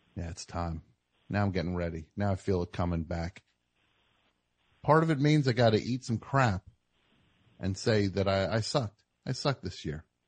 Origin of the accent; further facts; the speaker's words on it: New Jersey, United States; I'm from the Jersey. I got the Jersey strut